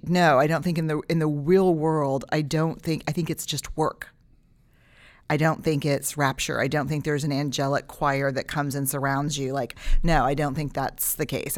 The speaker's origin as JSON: {"language": "English", "region": "Texas", "country": "United States", "said": "as a Texan."}